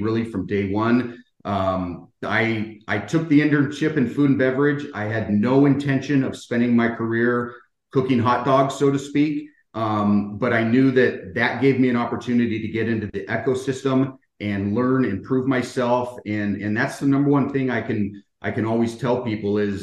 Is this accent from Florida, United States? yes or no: no; Bay Area, California, United States; moved away as an adult; grew up in the Bay Area